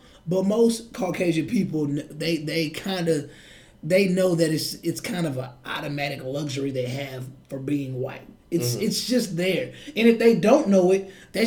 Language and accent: English; United States; I'm American born